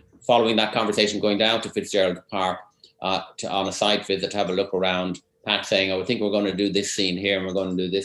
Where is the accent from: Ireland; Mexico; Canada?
Ireland; Dublin, Leinster; moved away as an adult; also born or lived in Cork / California; I'm from Dublin. I went to Cork in 1986 to study music, and then apart from 2 years in California, I remained there until just a few years ago